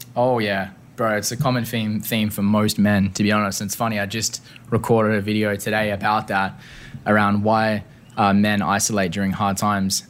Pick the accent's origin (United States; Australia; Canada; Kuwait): Australia; Perth, Western Australia; moved away; Growing up in Perth